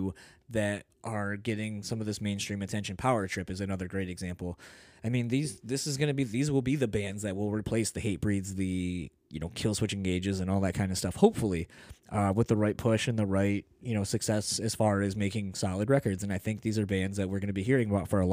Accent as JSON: {"language": "English", "region": "Delaware", "country": "United States", "tie": "born or raised there", "moved": "yes", "lives_now": "Michigan, United States", "said": "I grew up originally in Delaware"}